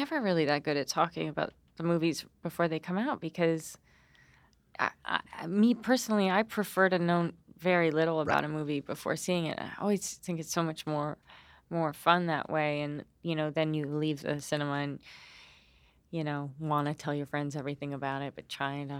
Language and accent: English; England, United Kingdom; born there; I was born in England.